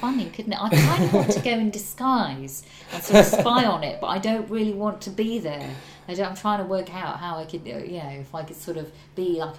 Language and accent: English; Ormskirk, North West England, United Kingdom; Well, I grew up in Ormskirk in the northwest, and my girlfriend always makes fun of me because she says, "Oh, you love Ormskirk, don't you?"